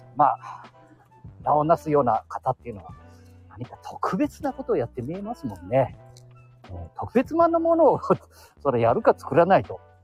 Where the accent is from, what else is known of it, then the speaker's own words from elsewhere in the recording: Chita area, Aichi, Japan; 私たちの地元にはね、いい酒蔵がよくある